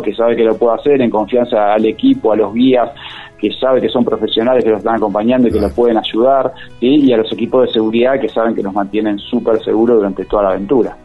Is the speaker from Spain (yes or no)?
no; Buenos Aires, Argentina; now in Merlo, Argentina; yo soy oriundo de Buenos Aires, hace 16 años que vivo acá